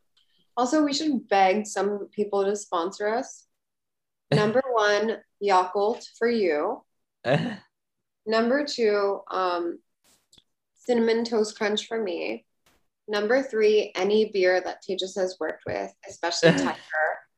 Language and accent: English; Bahrain; also born or lived in United States; I honestly know that we grew up in Bahrain and we have this like Middle East thing.